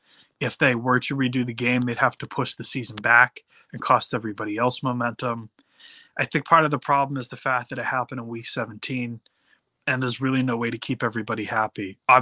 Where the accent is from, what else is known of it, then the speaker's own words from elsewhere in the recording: New England, United States; I am from New England